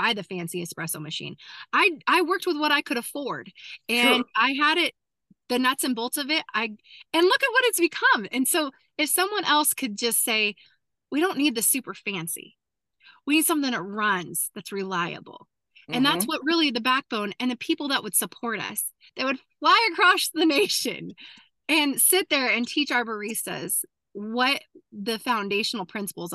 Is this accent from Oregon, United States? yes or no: yes; Southern Oregon, United States; moved away; also born or lived in Cookeville; I'm a cowgirl from Southern Oregon.